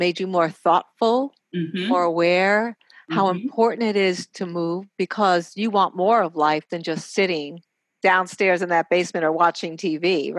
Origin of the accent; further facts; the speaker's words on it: New York, United States; I'm from New York